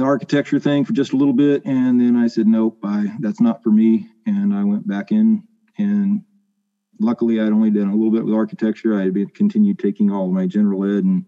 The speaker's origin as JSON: {"language": "English", "town": "Riverdale", "region": "California", "country": "United States", "tie": "born or raised there", "also_born_or_lived": "Caruthers", "said": "I grew up right in between the towns of Riverdale and Carruthers. My parents moved out to the area when I was 4 years old"}